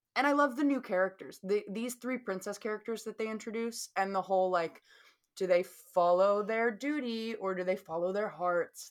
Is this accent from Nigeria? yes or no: no; the South, United States; accent: Southern; my Southern accent